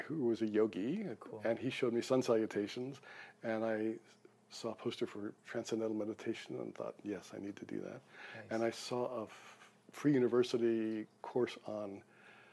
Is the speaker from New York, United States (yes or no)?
yes; New York City, New York, United States; now in British Columbia, Canada; I grew up in Brooklyn.